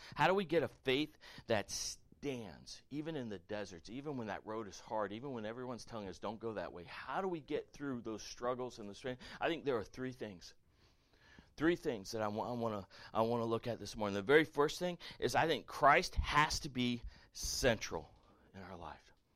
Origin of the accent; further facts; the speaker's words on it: the South, United States; I grew up playing football in the South